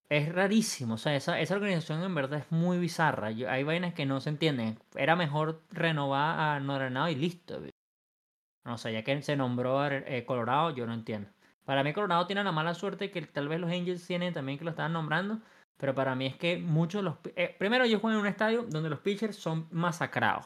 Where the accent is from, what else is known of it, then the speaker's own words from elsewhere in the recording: Venezuela; yo como venezolano